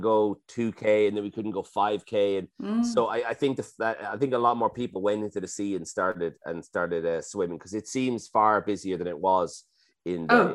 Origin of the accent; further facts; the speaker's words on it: Dublin, Leinster, Ireland; I grew up in Dublin, so I had two grandmothers